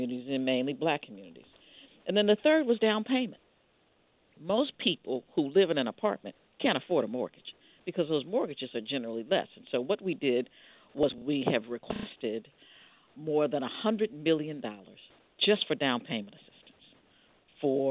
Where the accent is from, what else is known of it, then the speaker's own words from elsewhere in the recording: Ohio, United States; we're from Ohio